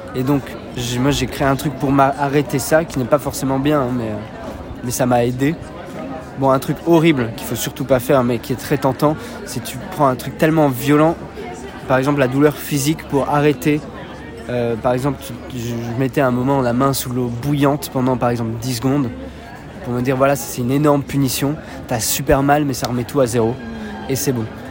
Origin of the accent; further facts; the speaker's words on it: Switzerland; moved away as an adult; now in Paris, France; J'ai bon, grandi avec mes parents et un grand frère et une grande sœur en Suisse